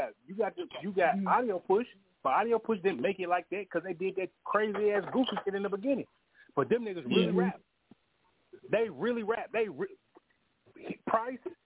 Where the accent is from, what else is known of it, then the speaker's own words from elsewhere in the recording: Los Angeles, California, United States; I live in L.A. County, so I can say, hey, I'm of L.A.